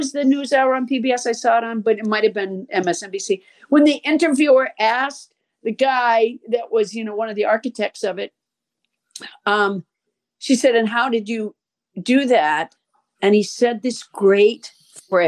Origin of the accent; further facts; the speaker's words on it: Massachusetts, United States; moved away; I'm from Massachusetts.